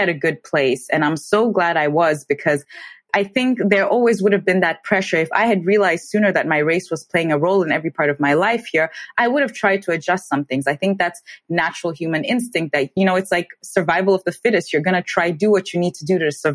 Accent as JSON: {"language": "English", "country": "Tanzania", "tie": "born or raised there", "moved": "yes", "lives_now": "Germany", "said": "growing up in Tanzania, I never faced any form of racism or discrimination"}